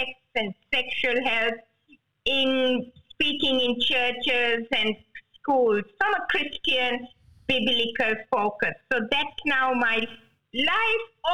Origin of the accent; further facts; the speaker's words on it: Sri Lanka; moved away as an adult; also born or lived in Hawaii; now in Sydney, Australia; I was born in Sri Lanka, in the tea plantations of Sri Lanka, and I went to medical school in Sri Lanka